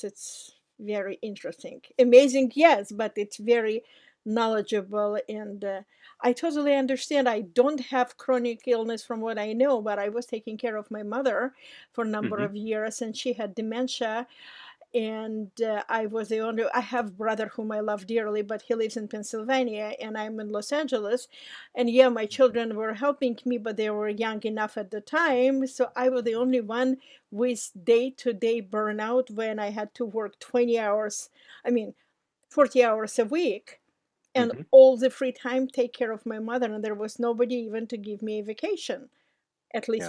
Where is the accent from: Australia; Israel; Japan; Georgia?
Georgia; moved away; I'm from Republic of Georgia